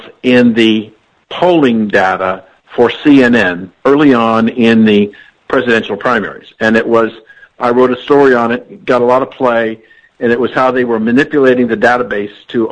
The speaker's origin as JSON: {"language": "English", "town": "Columbus", "region": "Ohio", "country": "United States", "tie": "born or raised there", "said": "I grew up in Columbus, Ohio"}